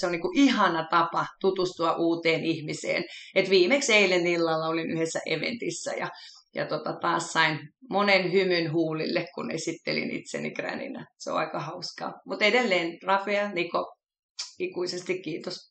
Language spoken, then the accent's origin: Finnish; Helsinki, Uusimaa, Finland; mä oon kotoisin Helsingistä, syntyperäinen, pikkuriikkisen ylpeäkin siitä, että jalkalainen stadilainen